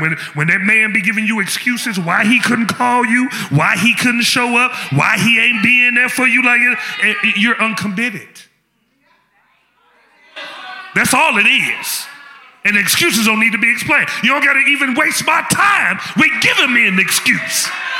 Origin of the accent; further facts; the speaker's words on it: Memphis, Tennessee, United States; I'm from Memphis, we do a slow down there.